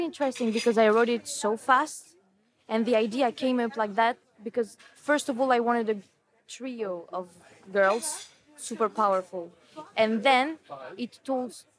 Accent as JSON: {"language": "English", "country": "Kosovo", "tie": "born or raised there", "also_born_or_lived": "France", "said": "I was born in France, but I grew up there in Kosovo. And the village, the town we see in the film is the town where I grew up"}